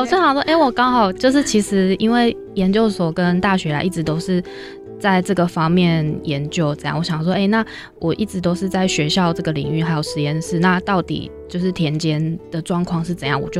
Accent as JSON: {"language": "Chinese", "town": "Taichung", "country": "Taiwan", "tie": "born or raised there", "also_born_or_lived": "Chiayi / Meinong, Kaohsiung", "moved": "as an adult", "said": "我是台中人。"}